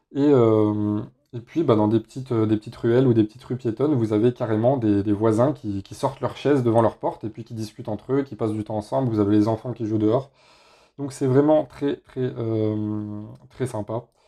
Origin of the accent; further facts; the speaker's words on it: Grenoble, Auvergne-Rhône-Alpes, France; now in Spain; moi, je suis pas de la région parisienne, je suis de Grenoble